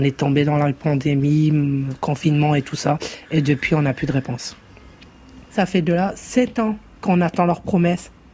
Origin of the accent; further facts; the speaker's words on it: France; now in Hellemmes-Ronchin, France; on est Français